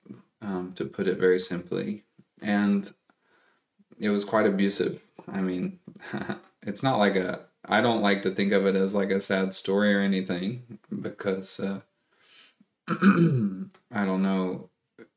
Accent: East Tennessee, United States; also born or lived in Texas / North Carolina / South Carolina; I grew up near the mountains of East Tennessee

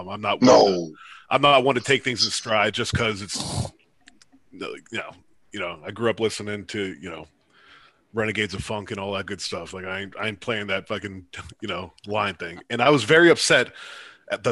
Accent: Erie, Pennsylvania, United States; moved away; I'm from Erie, Pennsylvania

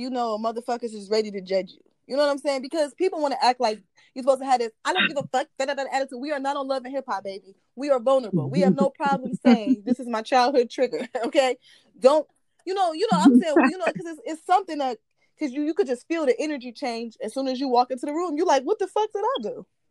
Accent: Midwest, United States; We're from the Midwest

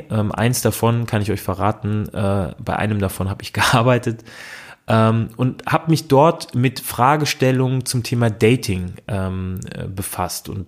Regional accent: Frankfurt am Main, Hesse, Germany; habe dann auch direkt in meiner Heimatstadt in Frankfurt am Main äh, einen Psychologiestudienplatz äh, bekommen.

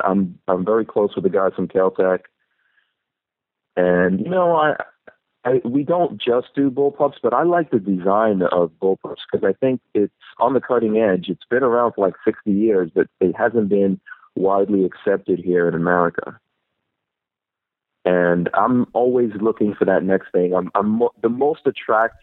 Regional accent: New York City, New York, United States; also born or lived in Guyana; I grew up in Far Rockaway, New York, which is on the beach

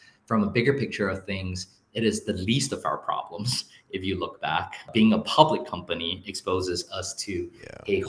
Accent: Singapore; now in Taiwan; I was born and raised in Singapore, but I'm fully Taiwanese.

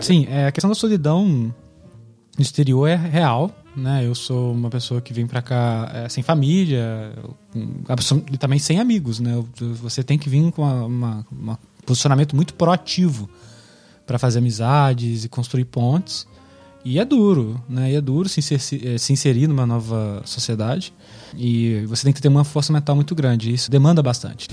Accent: Minas Gerais, Brazil; moved away as an adult; also born or lived in Niterói; now in Amsterdam, Netherlands; eu sou nascido e criado em Minas Gerais, na cidade de Paraíba

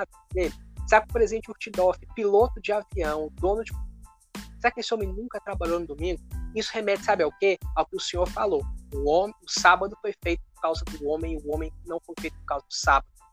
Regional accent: Brazil; moved away as an adult; nós nascemos num lugar, né, na cidade, somos naturais da cidade do Brasil e hoje nós estamos morando fora

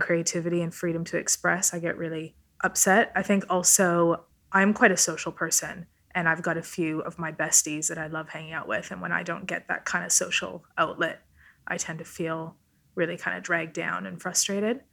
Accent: Vancouver, British Columbia, Canada; first language Italian; English is a second language; I grew up in Vancouver, Canada

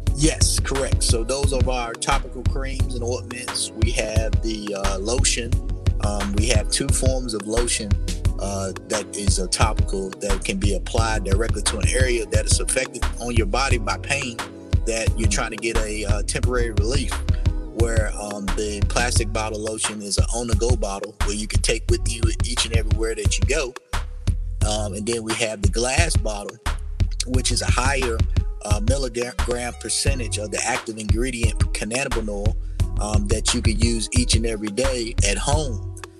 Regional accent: United States; I was born in Warren County

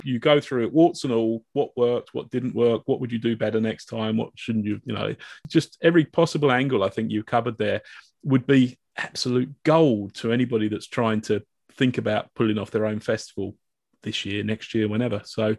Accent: Reading, South East England, United Kingdom; I'm from Reading

